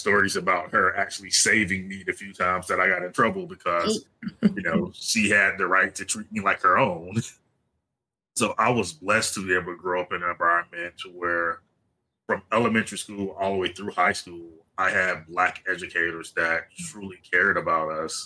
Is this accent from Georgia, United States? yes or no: yes; South Georgia, United States; I'm originally from South Georgia